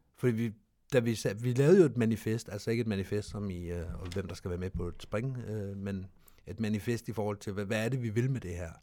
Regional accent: Denmark; Vi er danskere

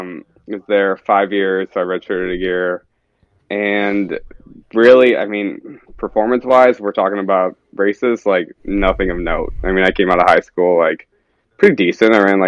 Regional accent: Naperville, Illinois, United States; now in Minnesota, United States; Grew up in Chicago area, Naperville, if you know the town.

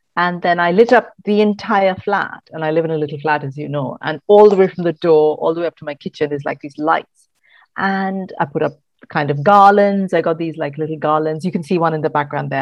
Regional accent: Mumbai, Maharashtra, India; moved away as an adult; also born or lived in Kerala / Bangalore; now in United Kingdom; I grew up in Mumbai, which is, you know, big urban metropolis.

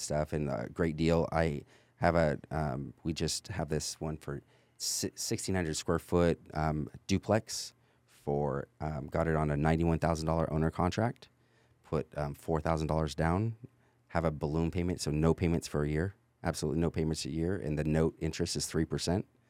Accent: California, United States; moved away as an adult; also born or lived in North Texas; now in Texas, United States; my family's from North Texas, but I was raised in California.

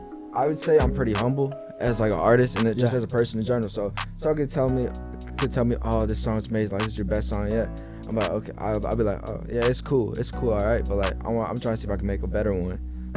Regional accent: Oak Park, Illinois, United States; also born or lived in Atlanta, Georgia; I was born in Atlanta. Okay. So I lived there for like a couple years, and then my family moved to Illinois.

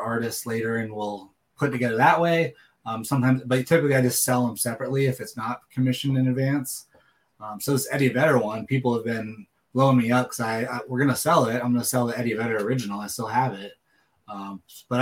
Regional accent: Seattle, Washington, United States; growing up in Seattle area

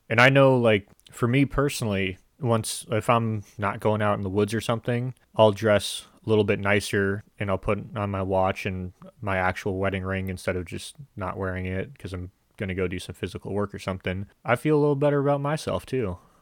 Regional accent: United States; as an American

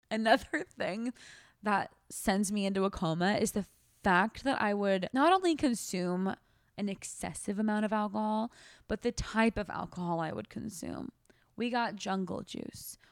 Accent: United States; also born or lived in Australia; we are three American girls

